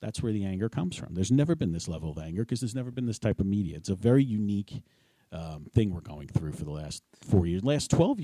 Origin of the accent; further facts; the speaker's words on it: New York City, New York, United States; moved away as an adult; also born or lived in Hopewell Township, New Jersey; I grew up with it in New York City